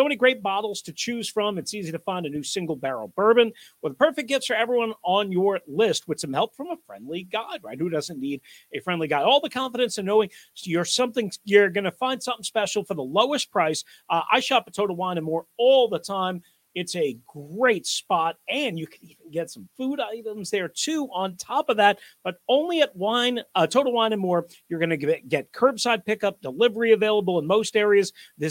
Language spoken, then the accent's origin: English; New York, United States; I'm from New York, and I don't even have a great New York accent anymore. I've lived too many darn places for too long.